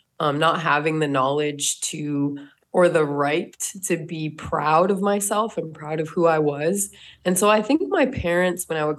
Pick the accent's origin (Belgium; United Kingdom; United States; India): United States; North Dakota; I grew up in North Dakota, so Native American people are the most predominant minority there.